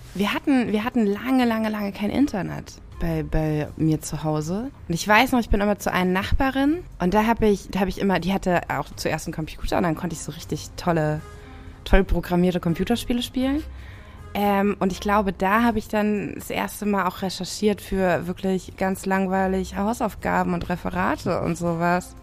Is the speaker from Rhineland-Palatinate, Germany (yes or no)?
yes; Rhineland-Palatinate, Germany; ich bin in der Pfalz groß geworden